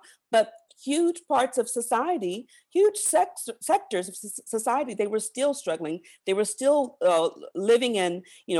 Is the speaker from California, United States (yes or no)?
no; Virginia, United States; I was born early 70s. I grew up in Southern Virginia. The church I went to, many of those folks marched with Dr. King.